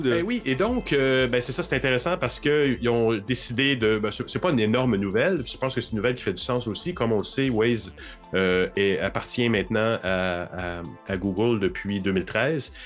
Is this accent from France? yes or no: no; Montreal, Quebec, Canada; je suis un Montréalais